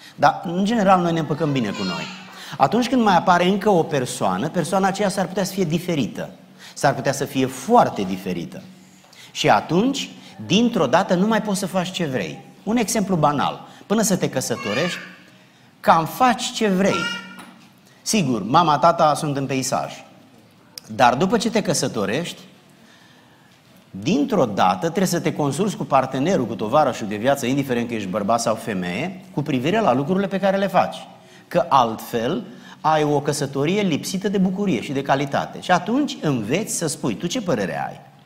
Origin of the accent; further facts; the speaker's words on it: Romania; now in South Carolina, United States; noi suntem români care nu mai locuim în România